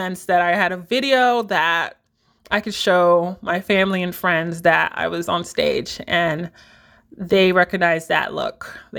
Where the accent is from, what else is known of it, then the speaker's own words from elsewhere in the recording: Miami, Florida, United States; I grew up in Miami, Florida, and my family are Jamaican immigrants.